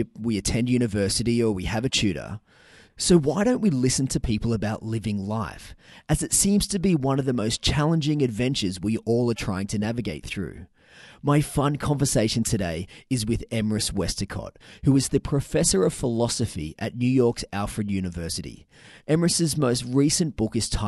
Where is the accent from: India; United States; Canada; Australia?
Australia; Newcastle, New South Wales; my hometown of Newcastle